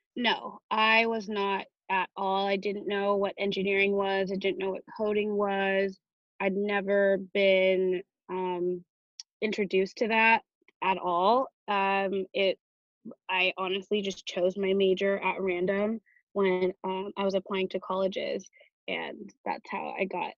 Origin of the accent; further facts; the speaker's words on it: Chino Hills, California, United States; now in Los Angeles, United States; I am from Chino Hills. It's about an hour east of where I am now